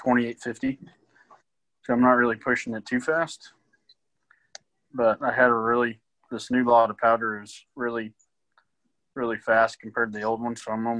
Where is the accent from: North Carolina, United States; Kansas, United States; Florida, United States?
Kansas, United States; Mount Hope; originally from Mount Hope, which is about 20 minutes northwest of Wichita